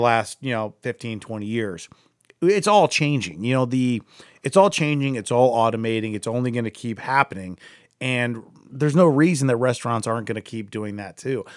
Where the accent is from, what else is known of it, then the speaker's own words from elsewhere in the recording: Akron, Ohio, United States; I'm from Akron.